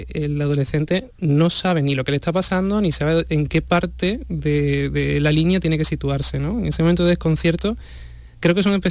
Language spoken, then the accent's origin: Spanish; Huelva, Andalusia, Spain